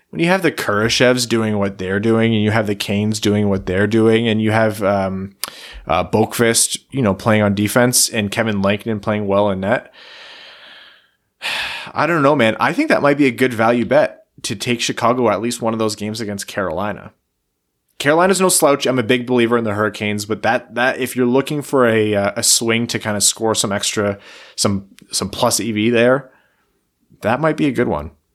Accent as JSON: {"language": "English", "area": "across the river from Detroit", "region": "Ontario", "country": "Canada", "tie": "born or raised there", "said": "I grew up watching Detroit from across the river"}